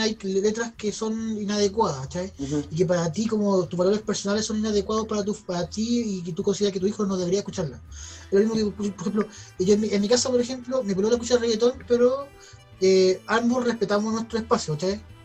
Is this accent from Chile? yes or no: yes; Chile; somos un país latinoamericano, que para el mundo nadie cree que Chile es latinoamericano